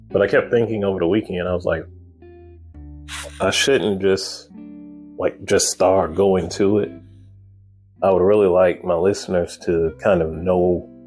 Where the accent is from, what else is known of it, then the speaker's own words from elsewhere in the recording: Chicago, Illinois, United States; born there; I was born in Chicago, Illinois.